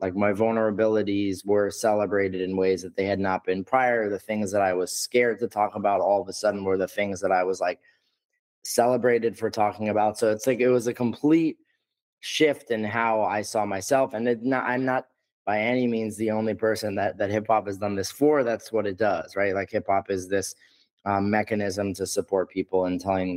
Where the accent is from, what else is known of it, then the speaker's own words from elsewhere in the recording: New York, United States; I'm from New York and live here.